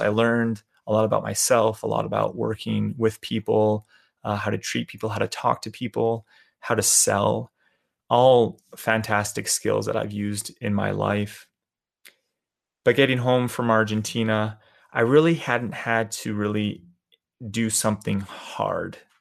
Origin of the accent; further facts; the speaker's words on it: Calgary, Alberta, Canada; moved away; I was born and raised in Calgary, Alberta, Canada.